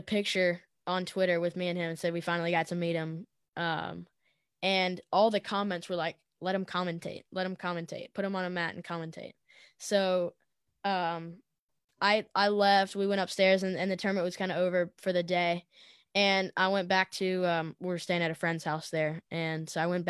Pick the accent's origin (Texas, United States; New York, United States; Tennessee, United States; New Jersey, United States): Tennessee, United States; they knew I was from Tennessee